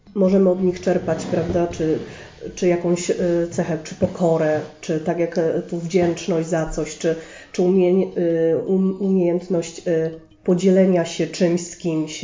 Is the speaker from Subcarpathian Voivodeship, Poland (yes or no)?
no; Sosnowiec, Silesian Voivodeship, Poland; Ja jestem tu z Sosnowca i tu się urodziłam i tu się wychowałam